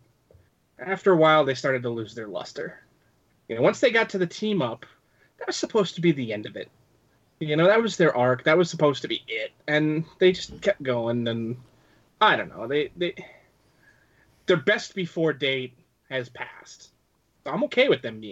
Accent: Canada; I'm Canadian

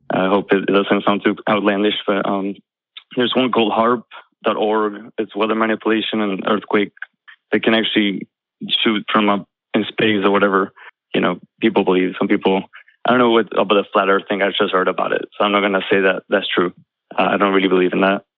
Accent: Argentina; now in Jacksonville, United States; I'm from Argentina. Uh, I'm in Florida now, Jacksonville

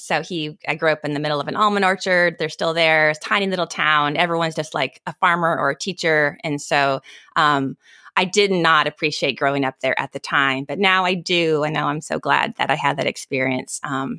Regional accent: Arbuckle, California, United States; It was probably about 4 hours north of my little town that I grew up in Arbuckle. So, but yeah, not many people know about weed. Not many people know about Arbuckle, California.

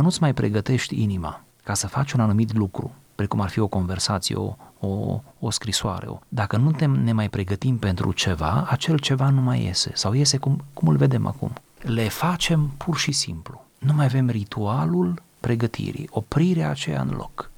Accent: Romania; demnitatea noastră ca români

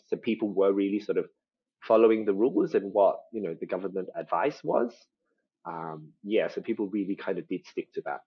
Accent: Australia; accent: Australian; my my Australian accent is actually like a part of a special sort of like subset. Um, so we call ourselves ABCs or Australian born Chinese.

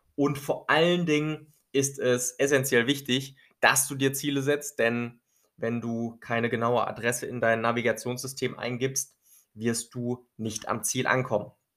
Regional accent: Germany; bei uns in Deutschland

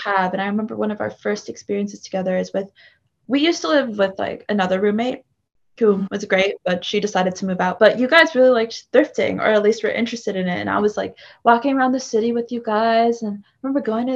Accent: East Coast, United States; moved away as an adult; also born or lived in Chicago; I'm from the East Coast. A lot of my family lives in New York.

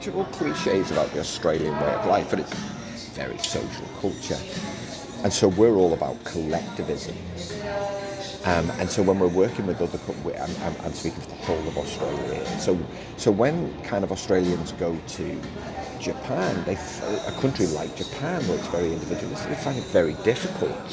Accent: Liverpool, North West England, United Kingdom; I was from Liverpool

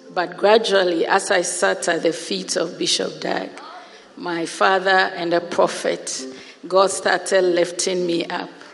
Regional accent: Ghana; moved away as an adult; also born or lived in Europe; I came home to Ghana in March

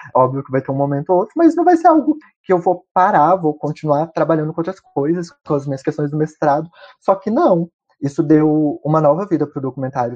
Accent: Ouro Preto, Minas Gerais, Brazil; eu sou mineiro de Ouro Preto

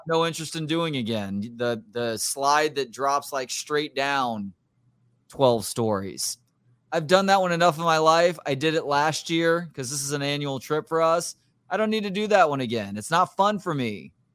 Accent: Texas, United States; I have redneck sensibilities, I think, from growing up in Texas.

